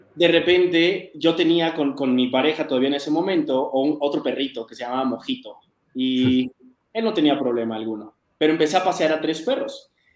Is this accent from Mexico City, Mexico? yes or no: yes; Mexico City, Mexico; also born or lived in United States; yo soy de la Ciudad de México, acá en México